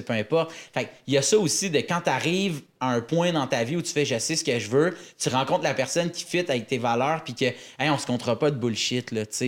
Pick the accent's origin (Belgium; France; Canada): Canada; Laval, Quebec; on vient de Laval, c'est à côté